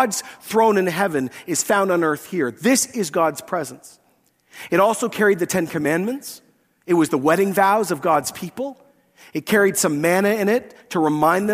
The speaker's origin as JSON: {"language": "English", "region": "Scotland", "country": "United Kingdom", "said": "I'm Scottish"}